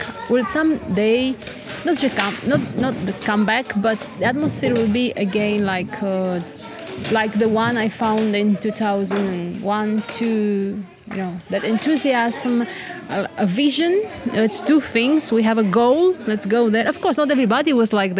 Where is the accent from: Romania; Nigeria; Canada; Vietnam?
Romania; moved away as an adult; now in Slovakia; my home country, Romania